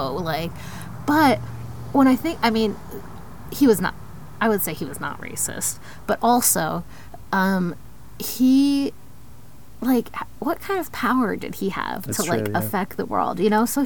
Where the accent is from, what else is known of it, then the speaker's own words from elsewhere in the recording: Columbus, Ohio, United States; now in Texas, United States; I grew up in Columbus in a pretty affluent community